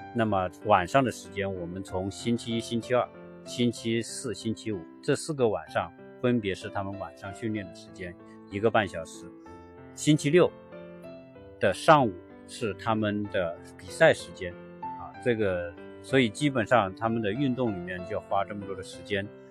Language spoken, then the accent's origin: Chinese; China; now in United States; 我们中国人